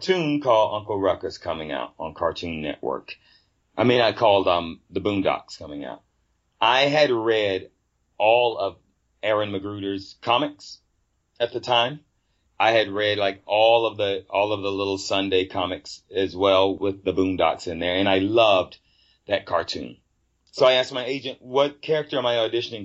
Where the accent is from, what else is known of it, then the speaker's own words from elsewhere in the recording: Fayetteville, United States; moved away; when I was a little kid growing up in the South, down in Fayetteville